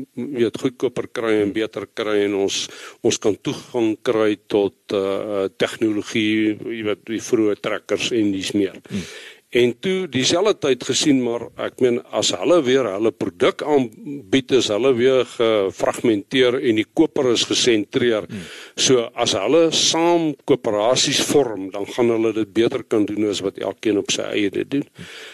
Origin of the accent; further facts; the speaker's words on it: Bloemfontein, Free State, South Africa; moved away as an adult; also born or lived in Western Cape; ek is gebore in Getoe, Vrystater, in Bloemfontein groot geword.